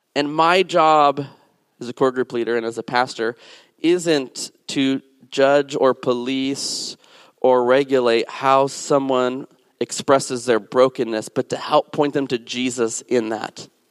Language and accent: English; New Mexico, United States; also born or lived in the South and Southwest / Alabama; now in Washington, D.C., United States; I'm from New Mexico